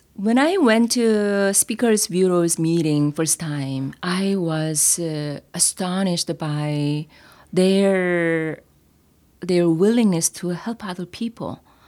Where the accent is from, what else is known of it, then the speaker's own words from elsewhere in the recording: South Korea; accent: Korean; English is a second language; moved away; my accent, Korean accent